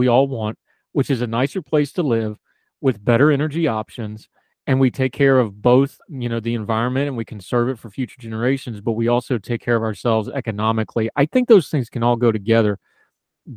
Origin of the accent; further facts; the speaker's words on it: West Virginia, United States; moved away; also born or lived in Wilmington, North Carolina; the way I was raised rurally in West Virginia